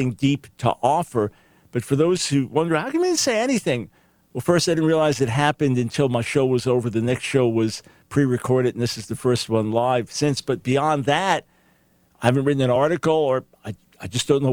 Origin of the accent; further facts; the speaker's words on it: United States; as an American